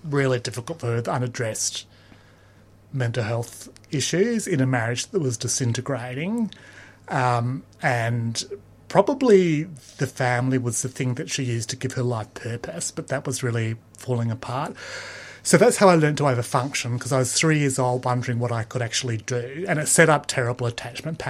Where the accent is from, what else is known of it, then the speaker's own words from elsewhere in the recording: Perth, Western Australia, Australia; Perth was really like a big country town when I grew up